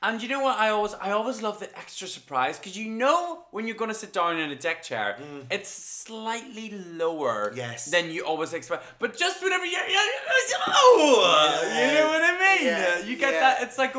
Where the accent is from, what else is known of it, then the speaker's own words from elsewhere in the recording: Ireland; I'm Irish, of course.